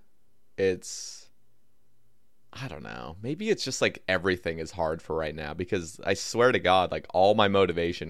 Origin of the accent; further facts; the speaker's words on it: Oregon, United States; now in Alabama, United States; I'm originally from Oregon